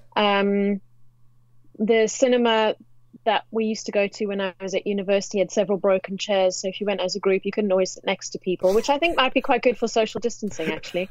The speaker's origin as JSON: {"language": "English", "country": "South Africa", "moved": "as an adult", "lives_now": "London, United Kingdom", "said": "I hail from South Africa."}